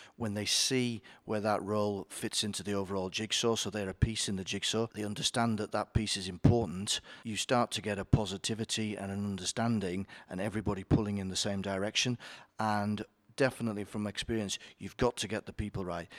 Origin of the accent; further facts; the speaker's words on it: Yorkshire and the Humber, United Kingdom; I am from Yorkshire, so I obviously know all the greatness of Yorkshire.